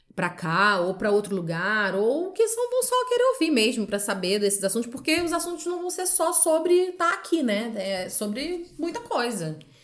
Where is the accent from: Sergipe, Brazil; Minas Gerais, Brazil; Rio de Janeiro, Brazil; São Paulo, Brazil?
Rio de Janeiro, Brazil; moved away as an adult; now in Porto, Portugal; Eu sou do Rio de Janeiro.